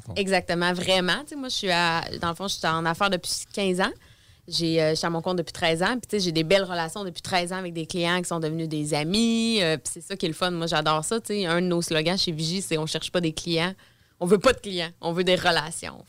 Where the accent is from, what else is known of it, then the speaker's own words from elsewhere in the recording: Beauce, Quebec, Canada; moved away as an adult; now in Quebec City, Canada; je viens dans le fond de la Beauce